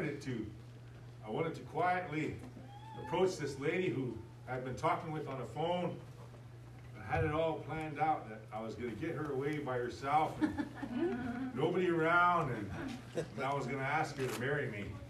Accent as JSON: {"language": "English", "country": "United States", "said": "I'm an American. I'm a U.S. citizen"}